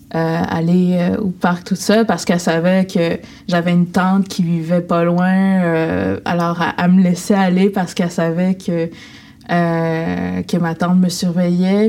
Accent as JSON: {"language": "French", "town": "Sept-Îles", "region": "Quebec", "country": "Canada", "tie": "born or raised there", "moved": "yes", "lives_now": "Montreal, Canada", "said": "je viens de Wahat Makmadiotenam. C'est deux communautés. Donc, euh, Wahat, c'est dans cette île, euh, dans la ville de cette île, et Maliotenam qui est à 15 km de cette île"}